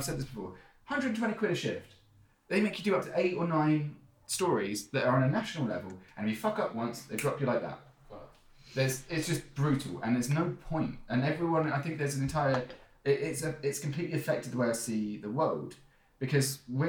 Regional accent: Surrey, South East England, United Kingdom; I am from Surrey, I've got a really good education

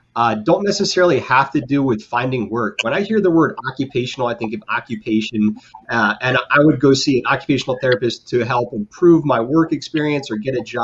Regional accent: Philadelphia, Pennsylvania, United States; now in Alabama, United States; I'm originally from Philadelphia, so as a fellow Yankee

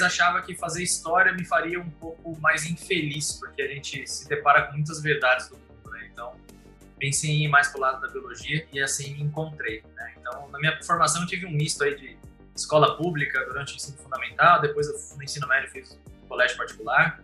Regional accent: Santo André, São Paulo, Brazil; moved away as an adult; also born or lived in São Bernardo do Campo / Germany / Cambridge, United Kingdom; now in Campinas, Brazil; eu nasci em Santo André

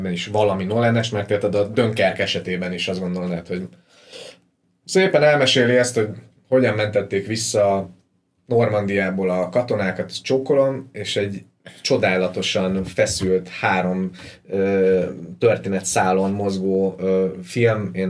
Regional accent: Ukraine; now in Budapest, Hungary; én meg egy ilyen budai kimosakodott ukrán vagyok

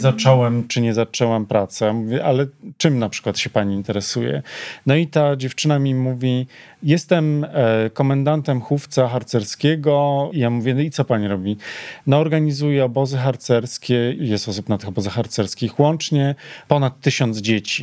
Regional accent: Poland

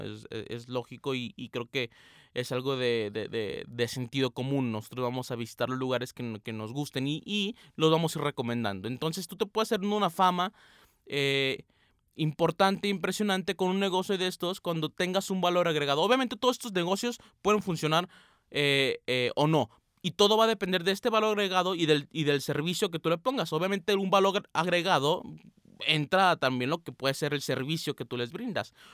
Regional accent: Aguascalientes, Mexico; now in Guadalajara, Mexico; Yo no soy de Guadalajara, como ya saben, yo soy de Aguascalientes, pero ando por estos parajes

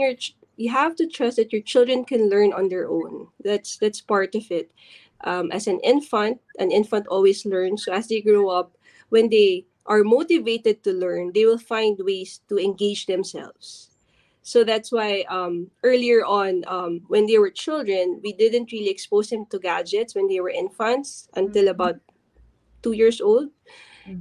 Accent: Philippines; as other Filipino parents

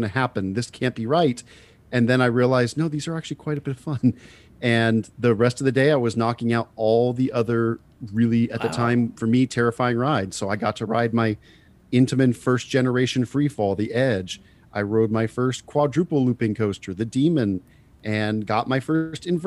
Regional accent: San Francisco Bay Area, California, United States; I grew up in the San Francisco Bay Area, a beautiful place to live

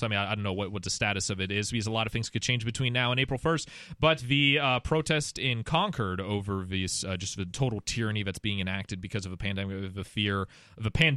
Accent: Canada; now in United States; I'm I'm Canadian.

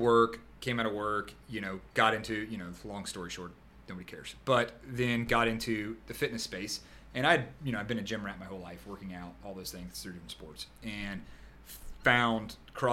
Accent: Jacksonville, Florida, United States; I born and raised in Jacksonville

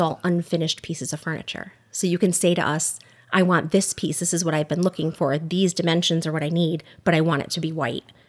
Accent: Oxford, Connecticut, United States; also born or lived in Newtown, Connecticut / Southbury, Connecticut; We live in Southbury with our two boys, but I grew up in Oxford, Connecticut, went to Seymour High School

